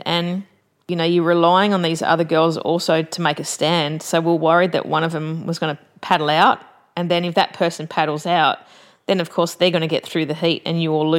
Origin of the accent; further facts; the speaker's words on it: Sydney, New South Wales, Australia; Growing up in Bondi